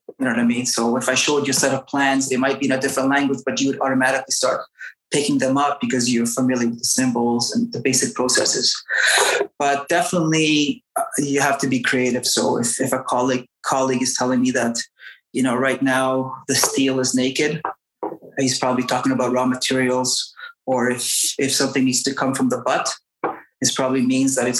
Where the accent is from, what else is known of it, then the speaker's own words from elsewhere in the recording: Canada; first language English; moved away as an adult; now in Basque Country, Spain; I grew up most of my life in Canada, so my mother tongue is English